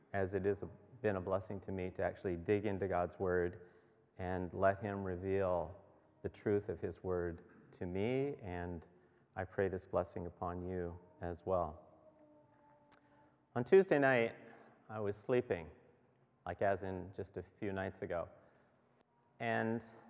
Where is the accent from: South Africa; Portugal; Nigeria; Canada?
Canada; Beckwith, Ontario; we're from Beckwith.